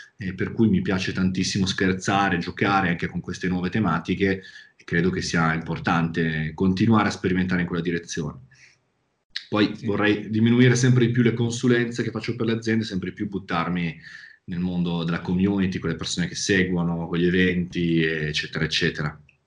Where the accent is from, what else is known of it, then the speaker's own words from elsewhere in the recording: province of Milan, Lombardy, Italy; accent: Milanese; vivere in una zona che è la provincia di Milano, come sentirà dal mio accento